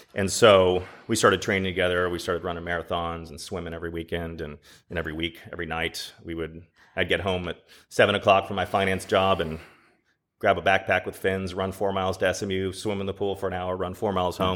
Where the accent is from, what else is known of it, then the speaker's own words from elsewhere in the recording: Dallas, Texas, United States; I grew up in Dallas